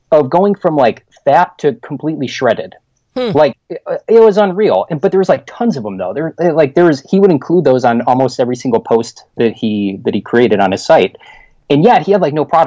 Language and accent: English; Chicago, Illinois, United States; moved away as an adult; now in Winter Garden, Florida, United States; I'm born and raised in Chicago